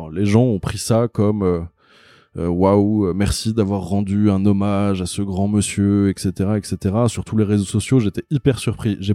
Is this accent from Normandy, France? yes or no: no; Paris, Île-de-France, France; born there; je suis un vrai faux parisien parce que je suis né à Paris, je vis à Paris, mais j'ai vraiment vécu très longtemps à l'étranger.